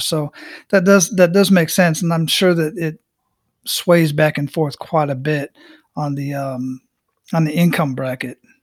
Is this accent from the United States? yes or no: yes; Phoenix, Arizona, United States; also born or lived in San Antonio, Texas / El Paso, Texas / Killeen, Texas; now in Tampa, United States; I grew up in Phoenix, Arizona